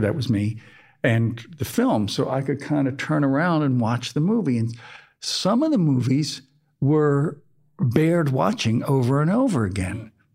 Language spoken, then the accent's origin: English; Baltimore, Maryland, United States; also born or lived in Scotland / Canada; I did most of my growing up in suburban Baltimore